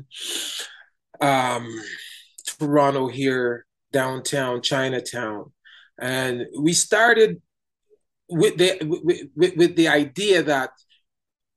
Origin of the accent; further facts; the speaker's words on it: Jamaica; now in Canada; I'm from Jamaica